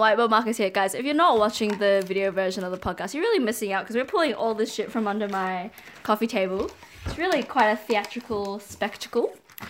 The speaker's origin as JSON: {"language": "English", "region": "Auckland", "country": "New Zealand", "tie": "born or raised there", "also_born_or_lived": "Wellington", "said": "I grew up in Auckland, but I was born in..."}